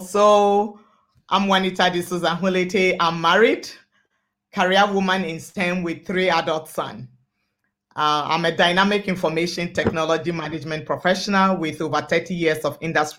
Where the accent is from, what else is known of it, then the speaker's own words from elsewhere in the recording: Ghana; also born or lived in Lomé, Togo; now in Winnipeg, Canada; I'm originally from Ghana, but I was born in Lomé, Togo.